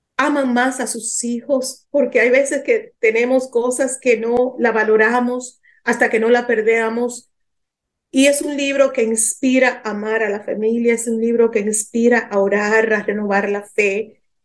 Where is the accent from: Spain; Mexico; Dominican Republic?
Dominican Republic; moved away as an adult; also born or lived in New York, United States / Lebanon; Yo soy de origen dominicana